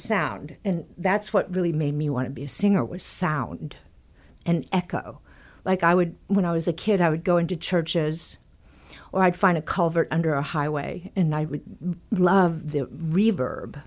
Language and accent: English; Texas, United States; when I was growing up in Texas